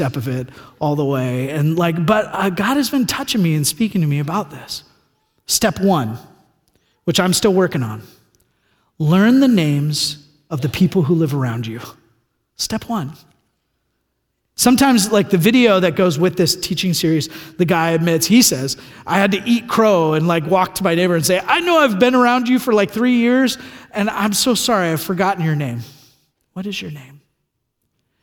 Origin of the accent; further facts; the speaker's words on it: California, United States; moved away; I'm from California